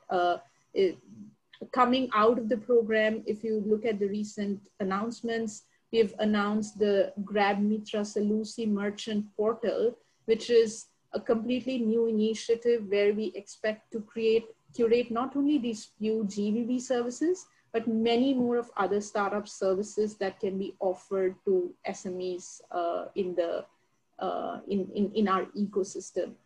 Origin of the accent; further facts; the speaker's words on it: India; moved away; I come from India